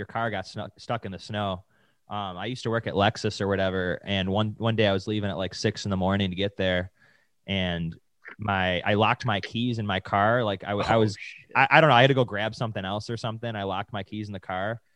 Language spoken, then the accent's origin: English; Buffalo, New York, United States; we're actually both from Buffalo